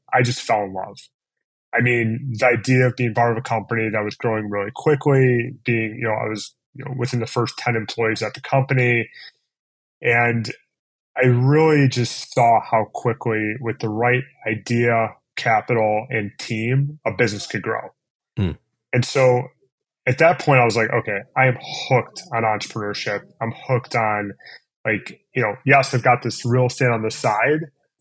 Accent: Cleveland, Ohio, United States; also born or lived in East Coast; I grew up in Cleveland. I went to school on the East Coast. I ultimately came back.

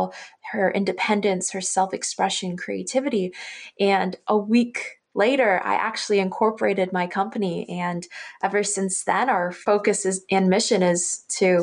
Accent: Hamilton, Ontario, Canada; I'm born and raised in Hamilton, Ontario

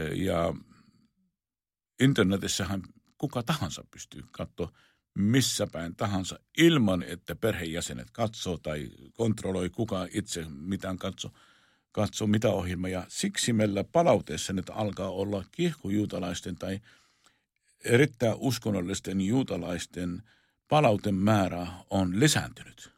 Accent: Jerusalem, Jerusalem District, Israel; moved away; minä olen syntynyt Israelissa, olen syntynyt tuota Jerusalemissa

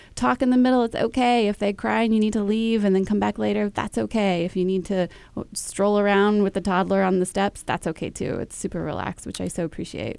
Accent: Dallas, Texas, United States; I grew up in Dallas

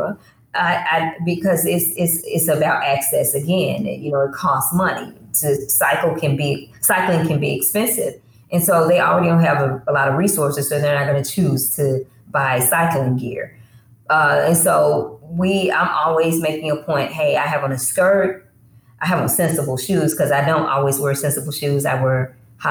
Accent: the South, United States; I grew up Holiness Pentecostal in the South.

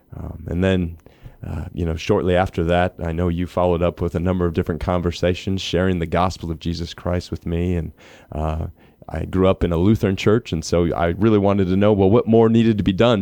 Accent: Minnesota, United States; I grew up in Minnesota

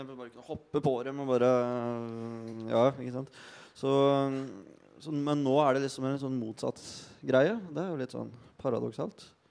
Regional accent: Bagn, Innlandet, Norway; moved away; jeg kommer fra Bang i Valdres. Lita bygd hvor hvis du ikke henger på bensinstasjonen eller er ute og råner, så sitter du inne og driver med dine egne ting.

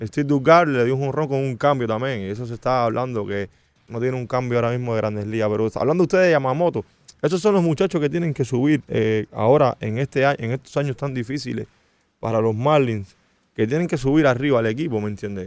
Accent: Santa Clara, Villa Clara, Cuba; now in Miami, United States; de la ciudad donde yo nací, de Santa Clara

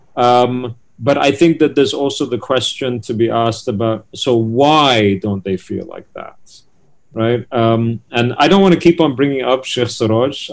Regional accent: United Kingdom; the UK where I'm from

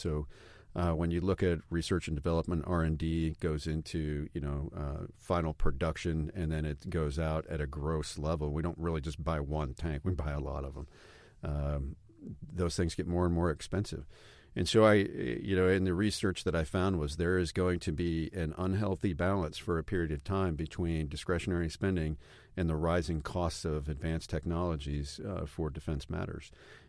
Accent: Stuttgart, Baden-Württemberg, Germany; I grew up in Stuttgart, and my children were able to live in Germany as well.

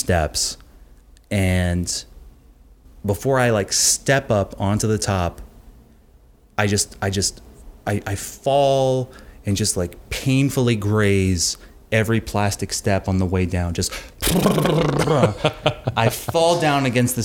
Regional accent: Long Island, New York, United States; also born or lived in Queens, New York; I was born in Queens and quickly moved to Long Island when I was like 4

